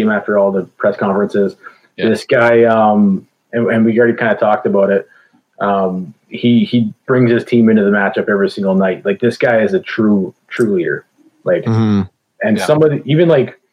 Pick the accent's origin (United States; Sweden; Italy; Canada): Canada; Calgary, Alberta; moved away as an adult; also born or lived in Okanagan, British Columbia / Chilliwack, British Columbia; now in Kelowna, Canada; I'm from Calgary. I just moved to BC.